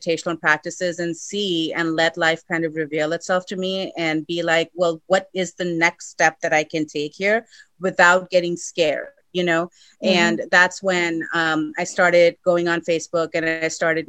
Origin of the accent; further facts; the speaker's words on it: Sacramento, California, United States; moved away as an adult; also born or lived in India; now in Los Angeles, United States; I was born in India, but then I grew up in Sacramento.